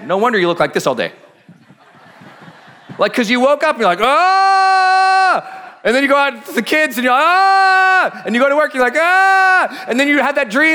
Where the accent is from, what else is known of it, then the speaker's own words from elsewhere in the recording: Montana, United States; I'm from Montana